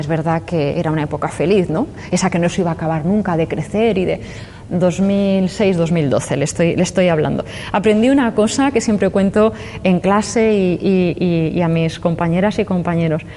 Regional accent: Valladolid, Castile and León, Spain; also born or lived in Burgos / Albacete; now in Alicante, Spain; yo nací en Valladolid, he vivido en Burgos, eh, en fin, la, meseta y después a la otra meseta, Albacete

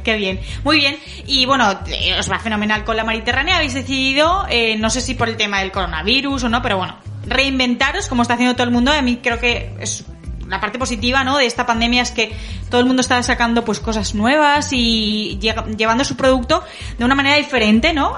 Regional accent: Valencian Community, Spain; also born or lived in Galicia; los valencianos

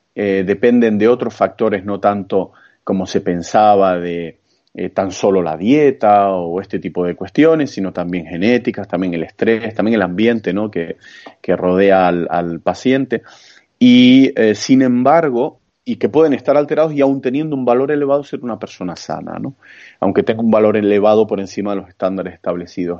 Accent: Santa Cruz de Tenerife, Canary Islands, Spain; soy chicharrero, como nos solemos llamar a los que somos de Tenerife, concretamente a los de la capital. Eh, soy de Santa Cruz de Tenerife

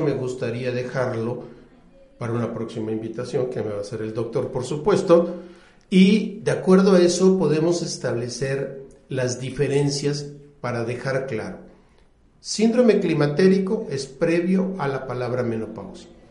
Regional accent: Puebla, Mexico; yo soy de la ciudad de Puebla, yo nací en Puebla.

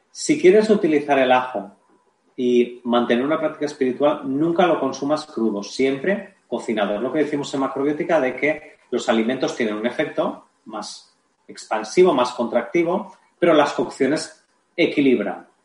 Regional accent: Barcelona, Catalonia, Spain; yo soy de Barcelona, eh, hay tres o cuatro tiendas donde, se puede vender

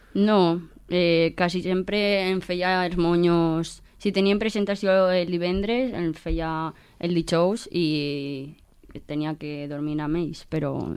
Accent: Manises, Valencian Community, Spain; jo volia estar amb la meva gent i en, en el meu poble i viure les coses des de des d'ací

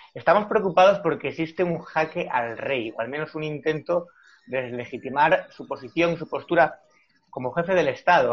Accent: Spain

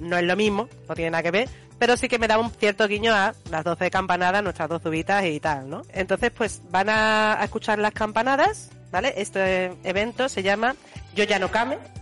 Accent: Spain; nosotros sí que es verdad que aquí en España somos más de los Reyes Magos

